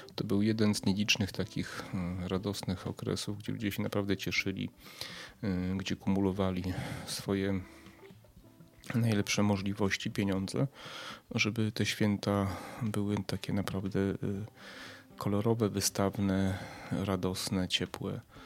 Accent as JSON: {"language": "Polish", "town": "Przemyśl", "region": "Subcarpathian Voivodeship", "country": "Poland", "tie": "born or raised there", "said": "ja z Przemyśla pochodzę. E, kiedyś na ulicy Pierwszego Maja, dzisiaj na ulicy Dworskiego, na parterze w kamienicy"}